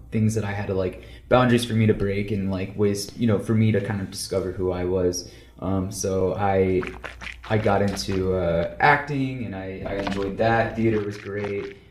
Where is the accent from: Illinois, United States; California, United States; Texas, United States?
Texas, United States; now in Los Angeles, United States; I'm from Texas. When I moved uh